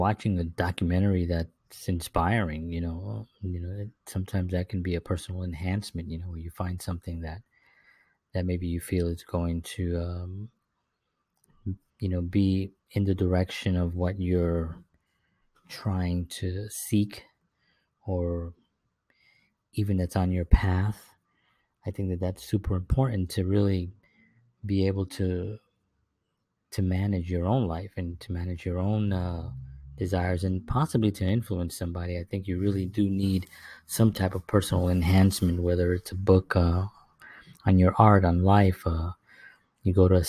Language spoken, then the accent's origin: English; New York City, New York, United States; back in when I was growing up in the South Bronx, there was really very little, it just seemed like survival just seemed to be the only order